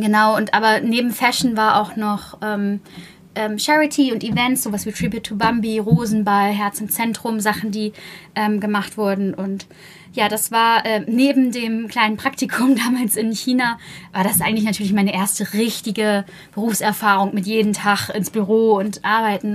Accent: Buxtehude, Lower Saxony, Germany; ich komme ja aus Buxtehude

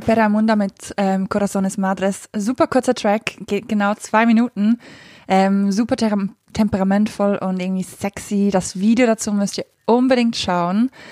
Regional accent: Switzerland; ich komme aus der Schweiz

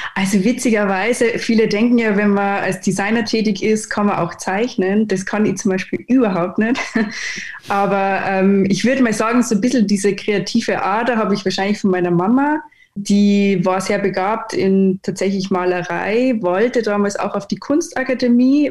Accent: Neuhofen im Innkreis, Upper Austria, Austria; now in Munich, Germany; ich komme ursprünglich aus Oberösterreich, äh, lebe jetzt aber seit 13 Jahren in München

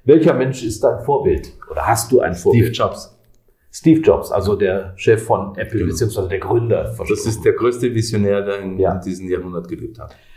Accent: Graz, Styria, Austria; Und, und ich schätze, ich schätze meine Heimatstadt sehr.

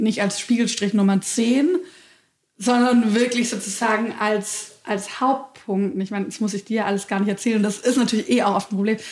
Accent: Nürtingen, Baden-Württemberg, Germany; in Nürtingen gab es keine grüne Jugend. Das ist der Ort, wo ich aufgewachsen bin

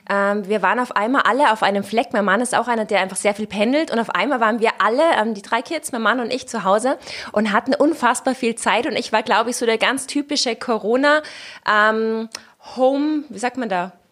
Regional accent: Austria; now in Cologne, Germany; Naja, ich muss sagen, also in Köln war ich ja gerade am Anfang nicht besonders beliebt. Also gerade als {S0} Österreicherin {S1} und mit dem Ischgl-Thema war es dann doch so

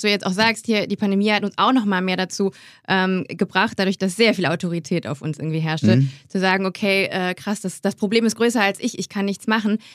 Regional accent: Grevenbroich, North Rhine-Westphalia, Germany; moved away; Ich komme aus Grevenbruch, weiß nicht, mhm. ob dir das was sagt. ähm, ist Klima, nee, Haupt, Bundeshauptstadt der Energie steht, wenn man bei uns in einen Ort reinkommt, vorne fett noch neben dem Ortsschild, ähm, weil ich bei, also direkt neben dem Braunkohletagebau, da bin ich groß geworden

